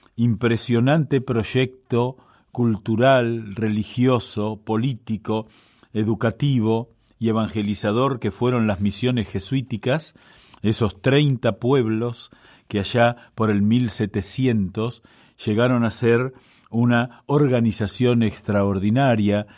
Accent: Buenos Aires, Argentina; yo soy porteño

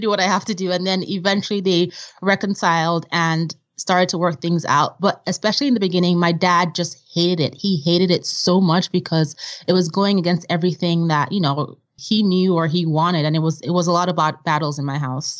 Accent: Vienna, Austria; also born or lived in Nigeria; now in United States; growing up in Vienna and in Nigeria

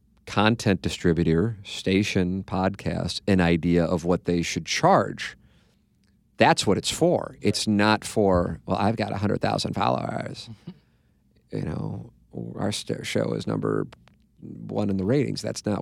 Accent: St. Louis, Missouri, United States; However, I was born and raised in St. Louis and have always been intrigued by the Mizzou fan base

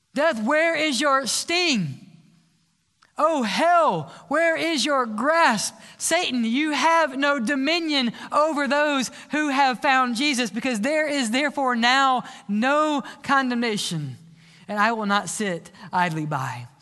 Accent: South Mississippi, United States; I was raised in the South Mississippi

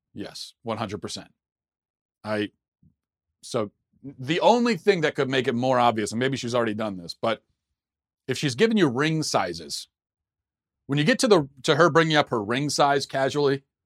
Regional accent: United States; I'm an American

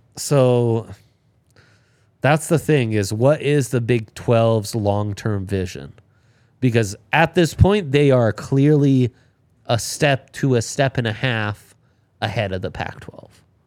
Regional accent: Italy; moved away; I grew up in Italy

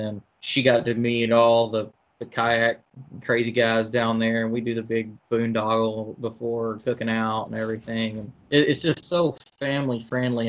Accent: Hueytown, Alabama, United States; also born or lived in Birmingham, Alabama; I'm born and raised in Alabama. Yeah, man. Born and raised in Alabama

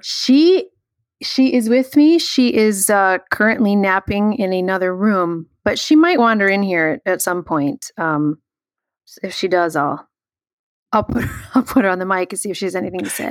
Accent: Chicago, Illinois, United States; we grew up in Chicago

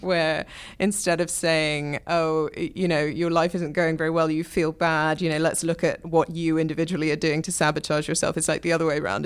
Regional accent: England, United Kingdom; moved away; I'm from England where, you know, we do still have sort of the National Health

